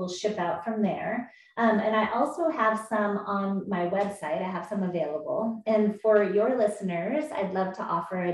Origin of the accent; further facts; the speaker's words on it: United States; I was born in the States in this body for a reason. I'm a white woman and I'm in San Diego